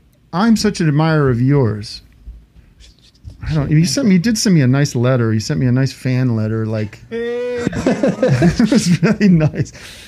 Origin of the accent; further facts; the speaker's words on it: Allentown, Pennsylvania, United States; I'm Allentown, which is actually a totally different subculture than Philly